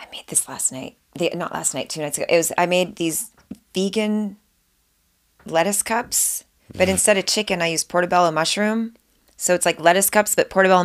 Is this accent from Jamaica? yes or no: no; Montreal, Quebec, Canada; moved away as an adult; now in United States; I'm Canadian